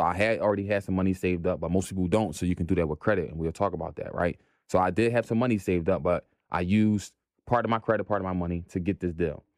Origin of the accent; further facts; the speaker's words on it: Philadelphia, Pennsylvania, United States; Born and raised in Philly